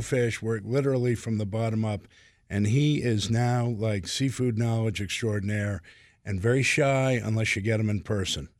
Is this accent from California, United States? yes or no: no; Boston, Massachusetts, United States; moved away; I'm from Boston originally